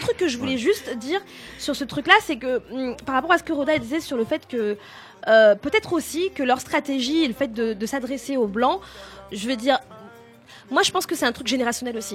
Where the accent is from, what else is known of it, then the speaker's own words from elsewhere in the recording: France; first language French; je suis née en France, que j'ai grandi en France, et que donc la langue française euh, est ma langue maternelle